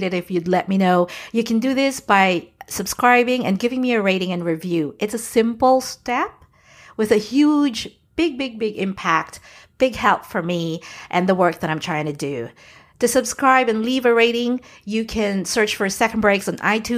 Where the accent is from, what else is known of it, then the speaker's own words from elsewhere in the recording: New York, United States; now in Florida, United States; I am actually from New York. I call myself a New Yorker.